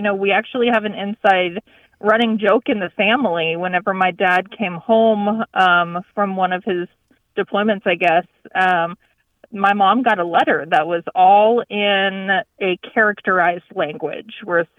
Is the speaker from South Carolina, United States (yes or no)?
no; Cross Oaks, Texas, United States; Hi, this is … I am from Cross Oaks, Texas. It's near Denton.